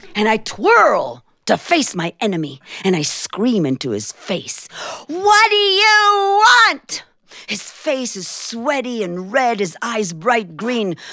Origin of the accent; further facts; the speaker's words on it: Jerusalem, Jerusalem District, Israel; When I was a little girl growing up in Jerusalem, Israel